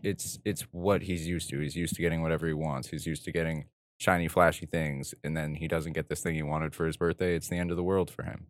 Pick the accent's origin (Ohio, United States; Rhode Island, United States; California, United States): California, United States; Southern; I was born and raised in this desert town.